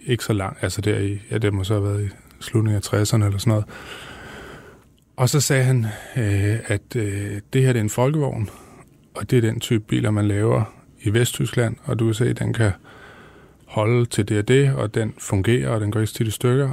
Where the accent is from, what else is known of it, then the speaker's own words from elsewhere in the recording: Viborg, Central Denmark Region, Denmark; i Viborg, hvor jeg voksede op